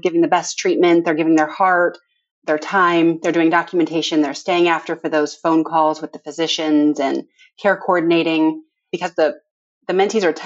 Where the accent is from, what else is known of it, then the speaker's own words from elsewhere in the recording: Valparaiso, Indiana, United States; also born or lived in Evansville, Indiana; now in Indianapolis, United States; So I grew up in Valparaiso